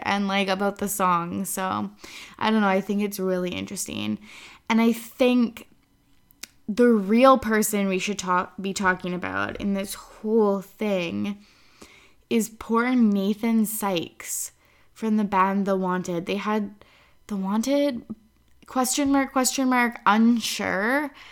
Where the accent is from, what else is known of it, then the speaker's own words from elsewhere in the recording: Kamloops, British Columbia, Canada; moved away; I was up in Kamloops, my hometown